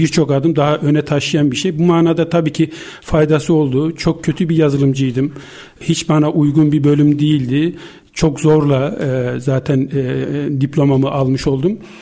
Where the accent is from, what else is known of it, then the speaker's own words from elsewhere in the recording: Gürün, Sivas Province, Turkey; moved away as an adult; also born or lived in Istanbul; Ben 1965 e, e, Sivas Gürün doğumluyum ilkokul yıllarına kadar